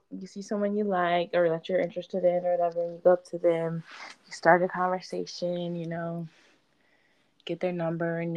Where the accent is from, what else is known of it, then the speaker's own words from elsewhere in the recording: Houston, Texas, United States; now in North Carolina, United States; I'm from Houston, Texas. Uh, currently reside in North Carolina, though. Um, I'm 26.